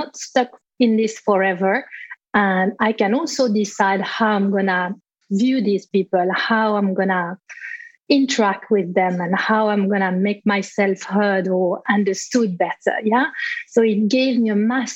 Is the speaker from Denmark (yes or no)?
no; Switzerland; moved away as an adult; also born or lived in England; I was in Switzerland, my home country